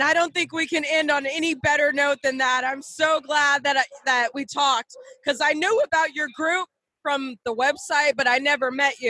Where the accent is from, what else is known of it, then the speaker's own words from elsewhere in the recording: Las Vegas, Nevada, United States; moved away; because I'm from Vegas